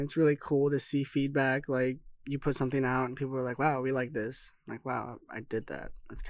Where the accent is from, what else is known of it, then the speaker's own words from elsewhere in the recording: Salt River, Arizona, United States; I'm his brother. I'm also Salt River.